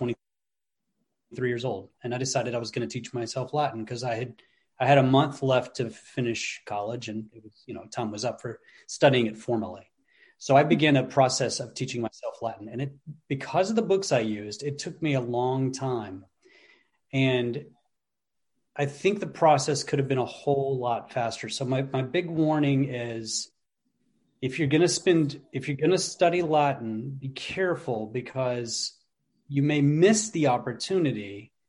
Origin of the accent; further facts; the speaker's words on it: England, United Kingdom; born there; also born or lived in Netherlands; I grew up in Europe. I was born in England, and my parents were either in the military or missionaries to the military for 2 decades.